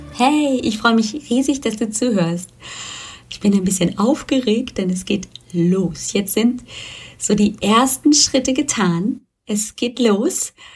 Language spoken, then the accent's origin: German; Germany; hier bei uns in Deutschland